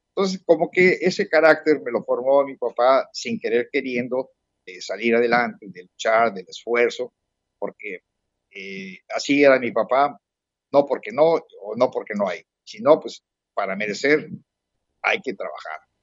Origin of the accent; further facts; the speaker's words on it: Puebla, Mexico; also born or lived in Bristol; now in Mazatlán, Mexico; soy un poblano en el exilio desde hace 50 eh, años